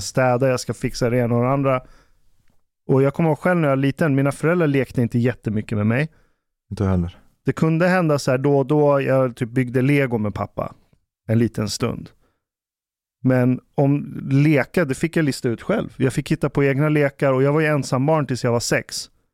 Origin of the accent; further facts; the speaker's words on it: Ekerö, Stockholm County, Sweden; där jag växte upp på Ekerö